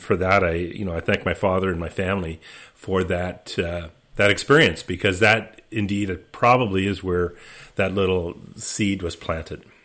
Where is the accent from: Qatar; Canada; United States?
Canada; Orillia, Ontario; I grew up in Aurelia, Ontario